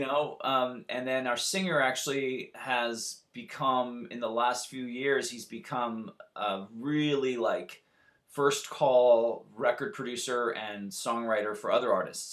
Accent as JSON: {"language": "English", "town": "Santa Barbara", "region": "California", "country": "United States", "tie": "born or raised there", "moved": "as an adult", "lives_now": "Los Angeles, United States", "said": "I'm from originally from Santa Barbara, California. I live in LA."}